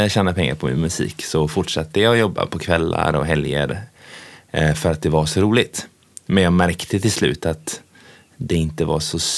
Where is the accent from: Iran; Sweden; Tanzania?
Tanzania; Ja, jag växte upp eh, eh, i Tanzania med mina föräldrar och min pappa var ju väldigt jaktintresserad och är ju fortfarande.